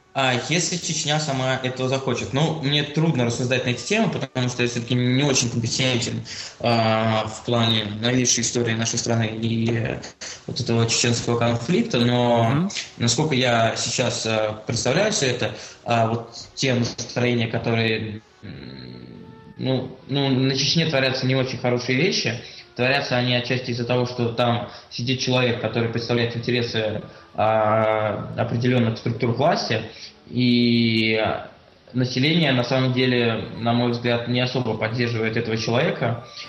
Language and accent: Russian; Saint Petersburg, Russia; я родился в Санкт-Петербурге